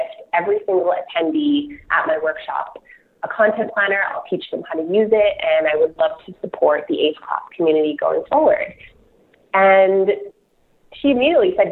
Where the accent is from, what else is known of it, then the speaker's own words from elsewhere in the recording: Toronto, Ontario, Canada; I'm from Toronto, so I don't have any Calgary connections